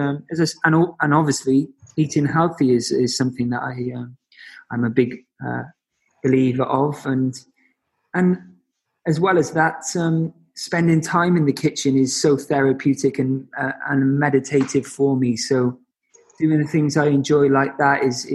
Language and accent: English; Cardiff, Wales, United Kingdom; now in London, United Kingdom; Cardiff will always be my home